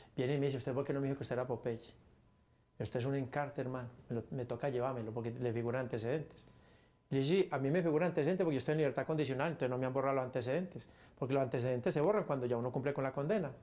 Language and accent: Spanish; Paisa, Antioquia, Colombia; Los paisas somos así, orando y matando